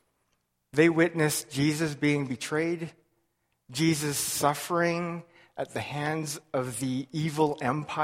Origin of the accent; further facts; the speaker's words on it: Lethbridge, Alberta, Canada; I was born and raised in Lethbridge, Alberta.